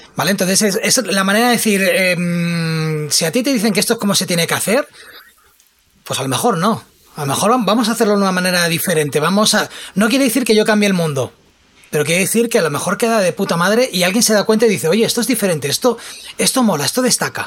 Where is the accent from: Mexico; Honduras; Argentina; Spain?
Spain; Catalonia; a mí me encanta, como buen catalán